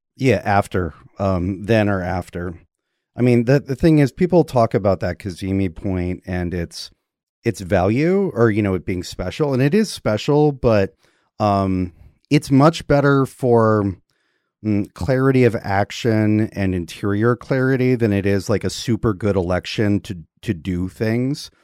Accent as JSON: {"language": "English", "region": "Georgia", "country": "United States", "tie": "born or raised there", "said": "the state of Georgia, where I was born"}